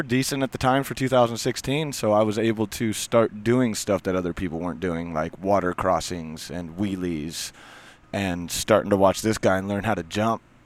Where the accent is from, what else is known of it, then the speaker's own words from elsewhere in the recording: Leavenworth, Washington, United States; I'm from Leavenworth, Washington, small little mountain town.